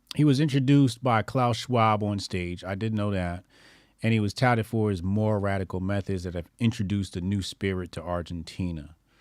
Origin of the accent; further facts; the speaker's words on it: New Jersey, United States; we're in Jersey, right? This is my home state